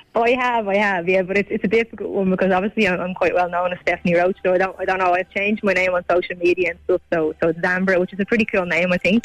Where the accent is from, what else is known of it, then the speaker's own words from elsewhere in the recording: Ireland; as Irish people